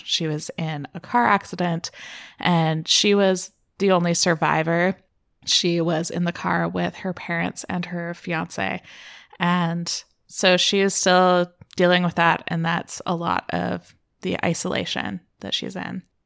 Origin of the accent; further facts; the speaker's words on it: Canada; I am Canadian